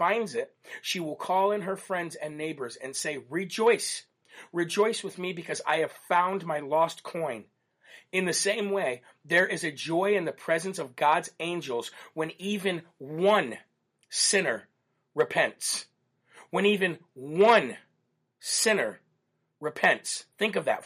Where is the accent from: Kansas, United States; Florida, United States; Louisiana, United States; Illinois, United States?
Illinois, United States; also born or lived in Rockford, Illinois; I'm from Illinois, and that was a shout-out to Rockford, where I actually used to live too